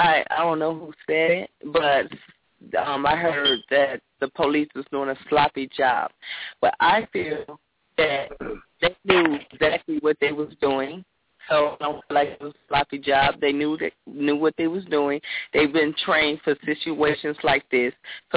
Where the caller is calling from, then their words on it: Los Angeles, California, United States; I'm calling from Los Angeles.